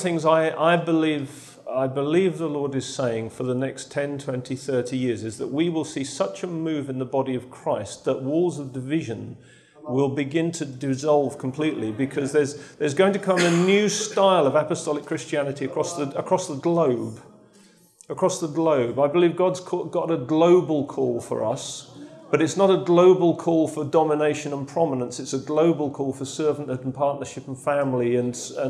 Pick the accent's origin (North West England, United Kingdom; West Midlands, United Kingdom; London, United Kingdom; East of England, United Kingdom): East of England, United Kingdom; Lowestoft; I come from Lowestoft.